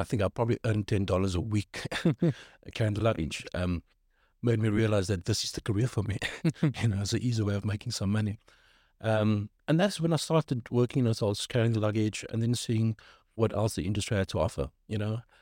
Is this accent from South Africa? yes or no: yes; South Africa; moved away as an adult; also born or lived in Cape Town, South Africa / Johannesburg, South Africa / Birmingham, United Kingdom; now in London, United Kingdom; I'm from South Africa